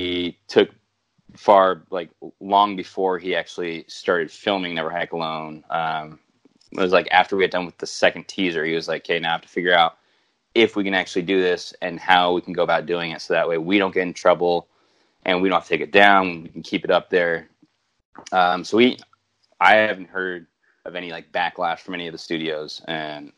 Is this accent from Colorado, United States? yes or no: no; Santa Barbara, California, United States; I'm from Santa Barbara